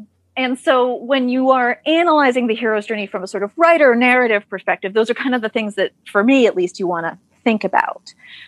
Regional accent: Cannes, Provence-Alpes-Côte d'Azur, France; So I, like I said, I grew up in Cannes

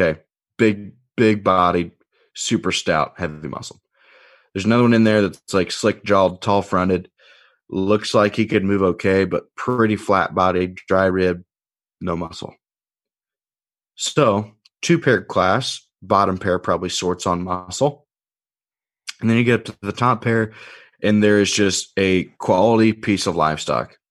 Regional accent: Indiana, United States; now in Illinois, United States; going back home to Indiana

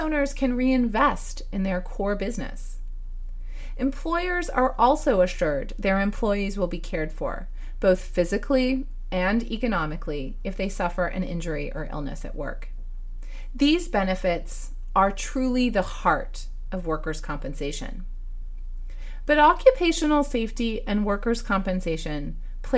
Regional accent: United States; As an American

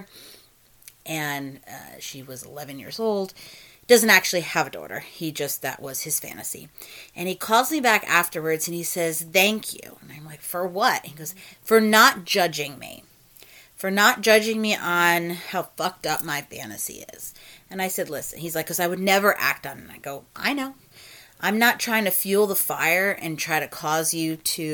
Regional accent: New Jersey, United States; accent: Jersey; moved away; I am from New Jersey originally

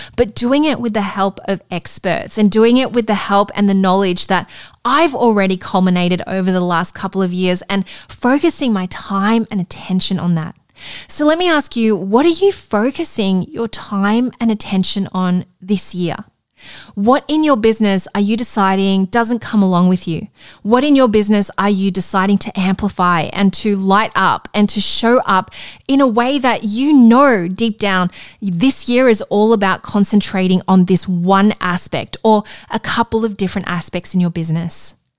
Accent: Melbourne, Victoria, Australia; moved away; my hometown in Melbourne

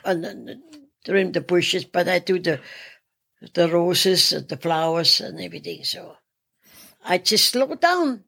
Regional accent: Salzburg, Austria; moved away as an adult; I'm from Salzburg, Austria

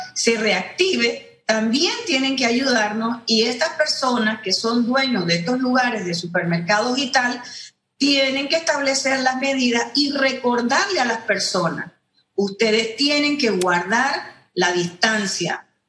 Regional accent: Panama; nosotros no somos Europa, nosotros no somos Alemania, ni somos Corea, ni somos Japón, somos Panamá

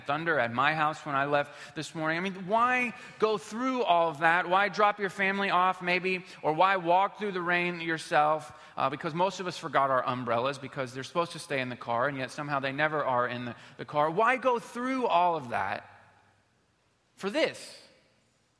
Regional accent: Houston, Texas, United States; we're from Houston, Texas

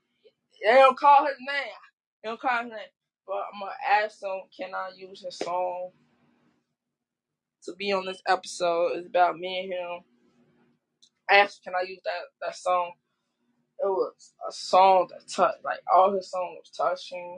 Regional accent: Chicago, Illinois, United States; I'm from Chicago

